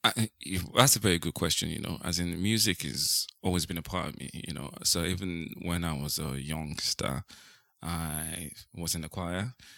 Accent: Nigeria; moved away as an adult; now in United Kingdom; I was born in Ni-, I raised in Nigeria. I lived in Nigeria for, like, um, many years

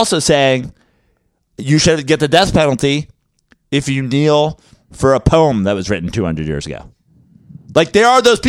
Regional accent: the South, United States; I'm from the South. I fucking, we've hated black people down here forever.

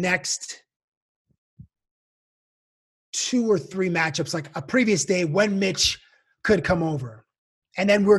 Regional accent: Toronto, Ontario, Canada; moved away as an adult; now in Las Vegas, United States; I'm from Toronto

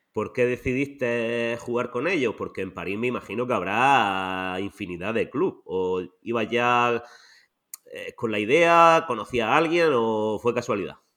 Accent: Almería, Andalusia, Spain; yo también soy de Almería

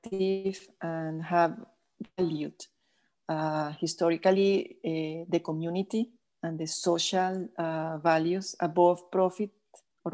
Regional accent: Venezuela; I am Italian, but I was born and raised in Venezuela

